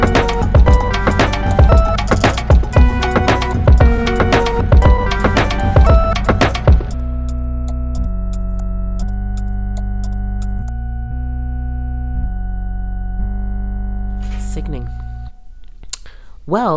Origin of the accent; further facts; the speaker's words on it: Las Vegas, Nevada, United States; now in Colorado, United States; I'm from Las Vegas